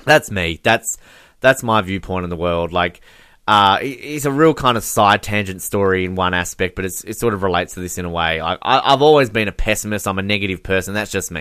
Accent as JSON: {"language": "English", "country": "Australia", "said": "I'm Australian"}